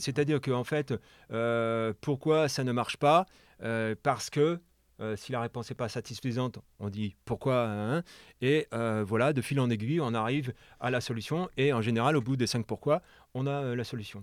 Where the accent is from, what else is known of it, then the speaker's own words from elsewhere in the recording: France; moved away as an adult; now in Quebec, Canada; en tant que Français